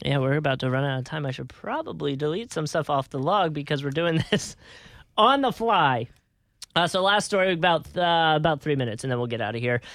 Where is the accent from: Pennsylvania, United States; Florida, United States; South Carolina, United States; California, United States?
Pennsylvania, United States; Philadelphia; I'm from Philly